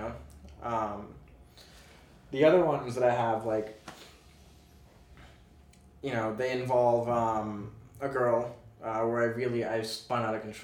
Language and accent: English; Boston, Massachusetts, United States; moved away; I'm originally from Boston.